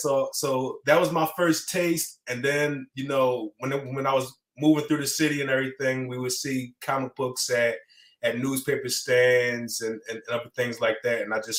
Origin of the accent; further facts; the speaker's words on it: Philadelphia, Pennsylvania, United States; I was born in Philadelphia. My first taste had to be as an 80s baby.